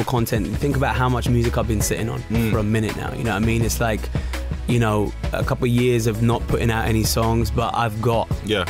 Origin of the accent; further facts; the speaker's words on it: Hounslow, London, United Kingdom; Just imagine, I come out from Hounslow.